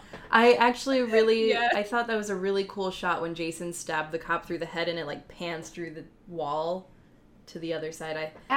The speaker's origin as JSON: {"language": "English", "town": "Union City", "region": "Michigan", "country": "United States", "tie": "born or raised there", "said": "Yeah, I'm from a really small town. I was born in Union City, Michigan, which has a population of, like, 1,500 people, and they have at least 10 cops."}